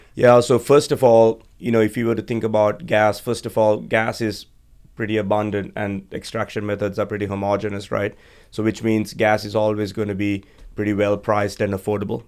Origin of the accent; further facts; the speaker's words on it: Sri Lanka; moved away as an adult; also born or lived in Georgia, United States; I was uh, born and raised in Sri Lanka, beautiful island on the other side of the world